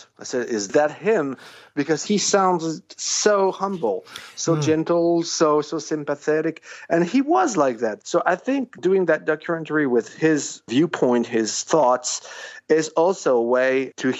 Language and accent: English; Paris, Île-de-France, France; I'm French. I was born in Paris.